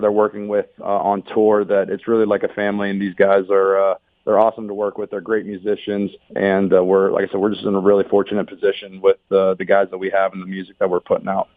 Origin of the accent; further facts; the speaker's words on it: Pittsburgh, Pennsylvania, United States; moved away as an adult; also born or lived in Columbus, Ohio; now in Ohio, United States; I was born and raised in Pittsburgh